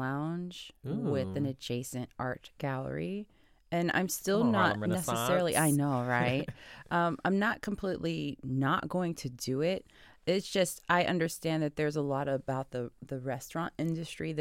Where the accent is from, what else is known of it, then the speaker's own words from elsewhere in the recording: Detroit, Michigan, United States; I'm from Detroit, and I learned how to drive in Detroit.